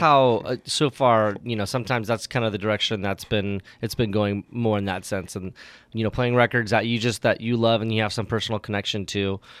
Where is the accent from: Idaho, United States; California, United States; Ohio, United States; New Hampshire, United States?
California, United States; Vacaville; moved away as an adult; also born or lived in Oregon / Sacramento area / Sonoma; now in Napa, United States; You know, I grew up in Vacaville.